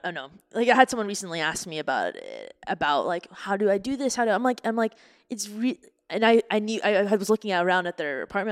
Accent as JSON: {"language": "English", "country": "Canada", "tie": "born or raised there", "moved": "yes", "lives_now": "United States", "said": "my hometown of Canada"}